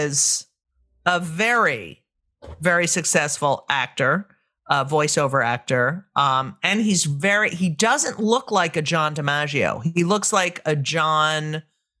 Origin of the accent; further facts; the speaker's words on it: New Jersey, United States; I grew up in New Jersey as well.